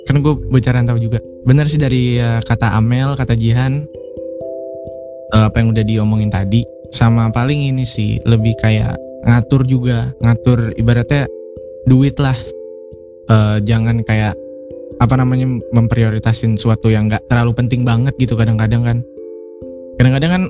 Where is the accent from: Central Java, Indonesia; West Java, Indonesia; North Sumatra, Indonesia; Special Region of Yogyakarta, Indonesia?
Central Java, Indonesia; Semarang; Gue mau kasih tips and trick juga deh sebagai orang Semarang nih.